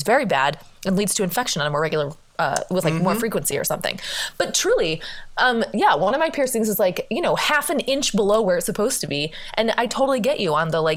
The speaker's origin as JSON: {"language": "English", "country": "United States", "said": "how embarrassing it has been for both of us to be Americans out traveling in the world"}